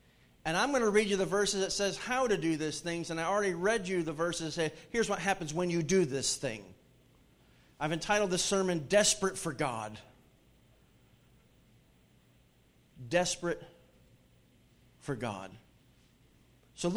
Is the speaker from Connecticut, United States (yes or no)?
yes; Hartford, Connecticut, United States; moved away; my hometown area, Hartford, Connecticut